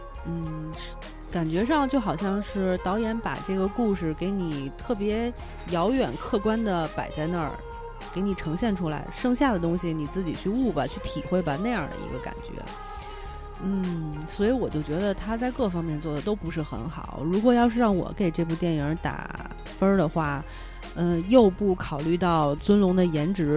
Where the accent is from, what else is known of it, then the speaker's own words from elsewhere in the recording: China; 作为我们中国人就会想说，啊，拍的不好。嗯，没有完全体现出我们中国的风貌